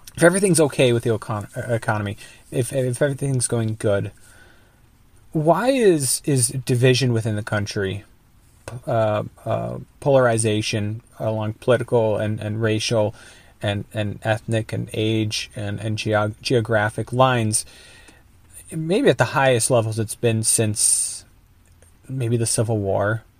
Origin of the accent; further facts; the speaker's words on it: Minnesota, United States; I'm from Minnesota